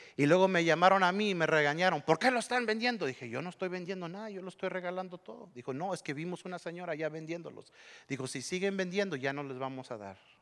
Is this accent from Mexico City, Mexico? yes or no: no; Monterrey, Nuevo León, Mexico; Yo soy de Monterrey